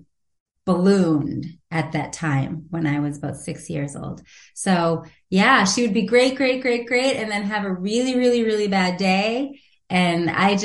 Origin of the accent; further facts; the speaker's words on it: Watertown, Massachusetts, United States; also born or lived in Manhattan; I was raised in Watertown, right outside of Boston, Massachusetts, for my whole life.